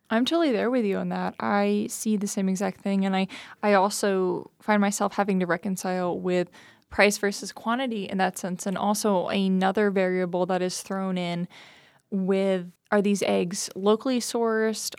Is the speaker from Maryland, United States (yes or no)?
no; New Jersey, United States; moved away; I'm from New Jersey. I grew up out there